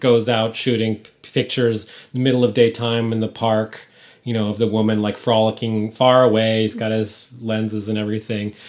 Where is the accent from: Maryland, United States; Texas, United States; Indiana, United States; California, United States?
California, United States; San Francisco; moved away; I'm from San Francisco